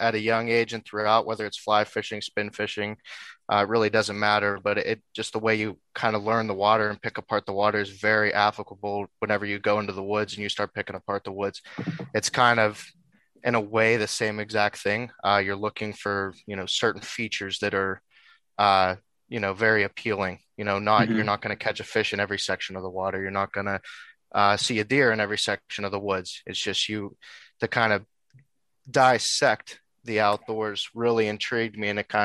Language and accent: English; Western Pennsylvania, United States; I'm from Western Pennsylvania, kind of born and raised here, still live around Western Pennsylvania